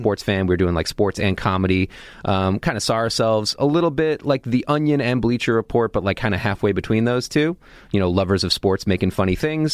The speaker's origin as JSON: {"language": "English", "region": "Massachusetts", "country": "United States", "said": "I'm from Massachusetts"}